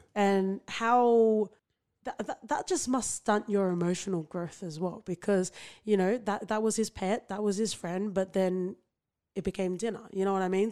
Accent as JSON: {"language": "English", "town": "Sydney", "region": "New South Wales", "country": "Australia", "tie": "born or raised there", "said": "where I grew up in, like, Western Sydney"}